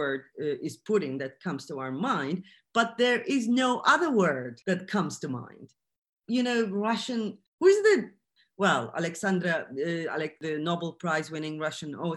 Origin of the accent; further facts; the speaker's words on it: Turkey; I'm from Turkey